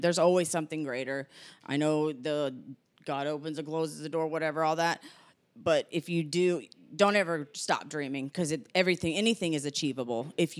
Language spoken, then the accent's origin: English; Nevada, United States; born there; I was born in Nevada, that's dry yeah. heat.